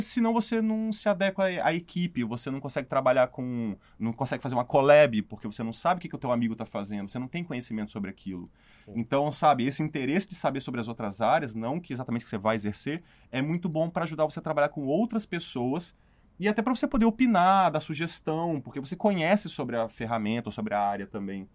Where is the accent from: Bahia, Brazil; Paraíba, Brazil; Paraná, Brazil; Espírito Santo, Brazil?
Espírito Santo, Brazil; moved away as an adult; also born or lived in São Paulo; Eu sou do Espírito Santo